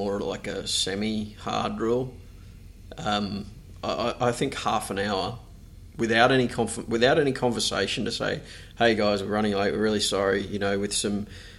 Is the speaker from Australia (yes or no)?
yes; Australia; being that we're Australian...